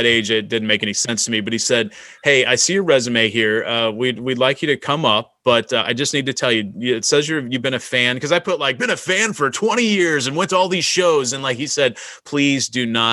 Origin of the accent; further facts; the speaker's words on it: Kansas City, United States; I'm from Kansas City area